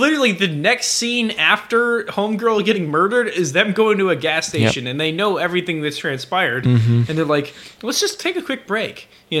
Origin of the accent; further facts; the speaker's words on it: United States; because I'm an American.